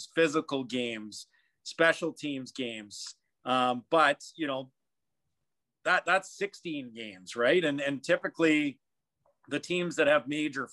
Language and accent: English; Edmonton, Alberta, Canada; also born or lived in British Columbia; now in Ottawa, Canada; I grew up in Edmonton, lived in BC, and you know, been in Ottawa 15 years.